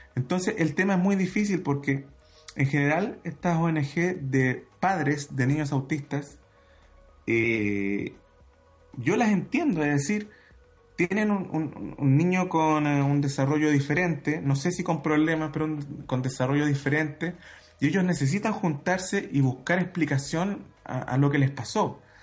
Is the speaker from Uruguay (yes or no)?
no; Santiago, Santiago Metropolitan Region, Chile; Yo crecí en Santiago eh, al lado del aeropuerto Cerrillos